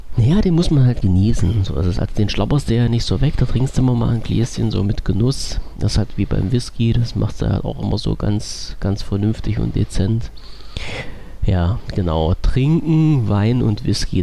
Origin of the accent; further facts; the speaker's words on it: East Germany, Germany; bin ich Ossi